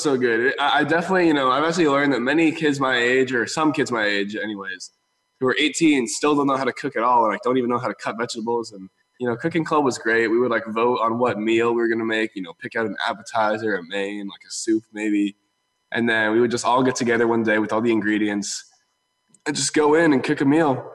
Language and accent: English; the Bay Area, California, United States; we're from the Bay, so I got to spend a lot of time at different places in the Bay